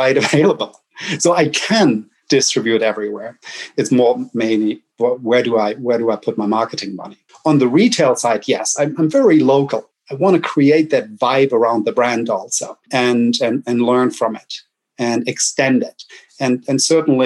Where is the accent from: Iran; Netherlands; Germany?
Germany; accent: German; English is a second language; moved away as an adult; now in United States; I'm German